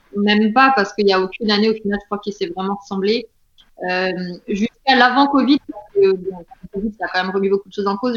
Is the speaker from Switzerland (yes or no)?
no; France